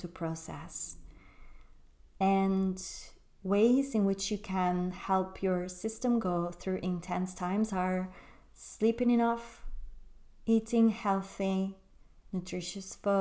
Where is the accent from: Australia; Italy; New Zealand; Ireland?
Italy; moved away as an adult; also born or lived in London; I moved from London, where I was living with this man, back to my hometown in Italy.